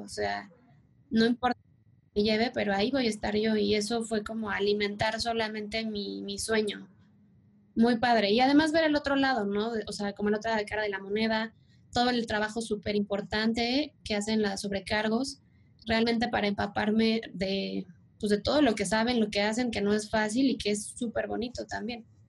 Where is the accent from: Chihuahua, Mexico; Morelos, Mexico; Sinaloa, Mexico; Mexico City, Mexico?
Mexico City, Mexico; yo soy de Ciudad de México